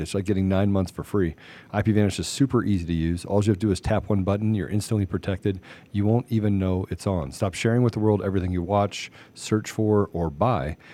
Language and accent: English; Washington, District of Columbia, United States; I grew up in Washington D.C.